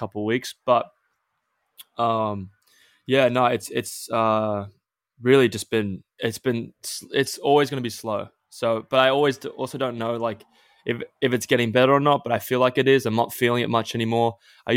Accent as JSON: {"language": "English", "country": "Australia", "tie": "born or raised there", "said": "growing up in Australia"}